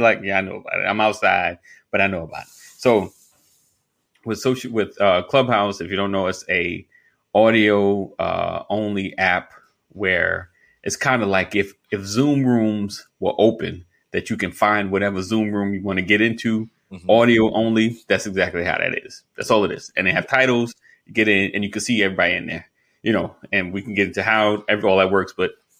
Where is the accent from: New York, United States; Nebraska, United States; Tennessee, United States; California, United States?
New York, United States; I'm from New York. Just a little, over the bridge.